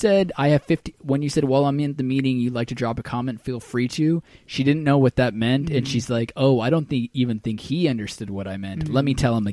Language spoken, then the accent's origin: English; India; I'm from India